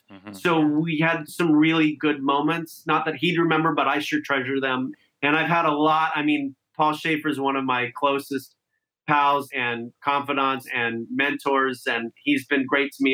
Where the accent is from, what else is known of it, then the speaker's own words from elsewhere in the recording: Santa Clarita, California, United States; grew up in Santa Clarita, which was then called like New Hall or Valencia